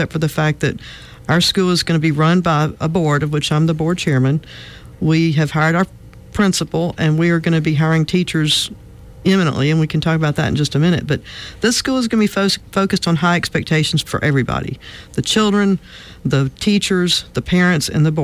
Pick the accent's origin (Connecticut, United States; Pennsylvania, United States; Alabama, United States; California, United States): Alabama, United States; Montgomery; also born or lived in Mobile, Alabama / Denver, Colorado; I grew up in Montgomery.